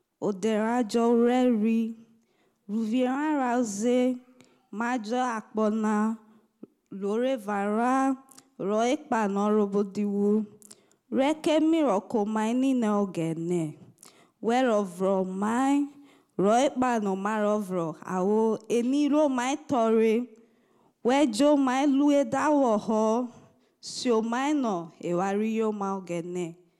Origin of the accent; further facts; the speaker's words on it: Nigeria; first language Isoko; English is a second language; moved away; I'm from Nigeria in Africa. And in Nigeria, we have a lot of languages, over 250 languages.